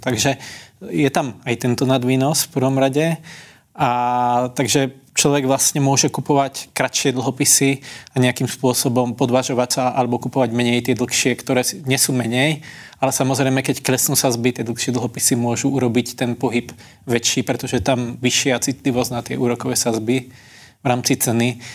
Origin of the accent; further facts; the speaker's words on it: Slovakia; now in Czech Republic; u nás na dedine na Slovensku